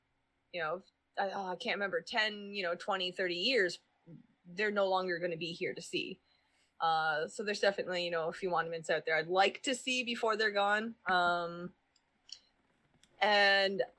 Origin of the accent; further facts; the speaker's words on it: Brockville, Ontario, Canada; moved away; my hometown again. See my brother and my mom and my friends, and show you guys around all the exciting places of Brockville